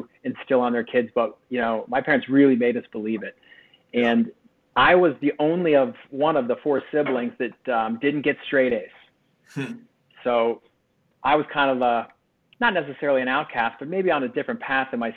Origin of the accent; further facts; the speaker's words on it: Bel Air, Maryland, United States; I grew up in Bel Air, Maryland